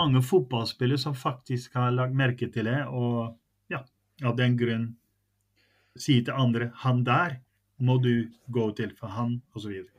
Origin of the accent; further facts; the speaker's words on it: Netherlands; now in Norway; så er jeg jo nederlandsk. Jeg er født i Nederland. Jeg har bodd her lenger enn jeg har bodd i Nederland